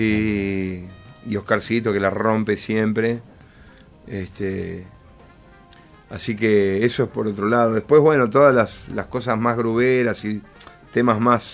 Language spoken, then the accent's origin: Spanish; El Palomar, Buenos Aires Province, Argentina; yo soy de Palomar, mi viejo era músico de jazz